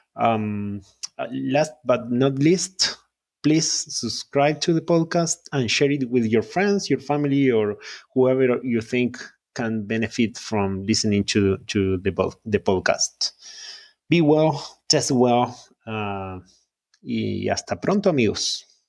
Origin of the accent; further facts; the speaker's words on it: Uruguay; first language Spanish; English is a second language; moved away as an adult; now in California, United States; I'm a native Spanish speaker, yeah. I'm from Uruguay in South America, and in two thousand nineteen, my wife and I moved to California for a couple of years.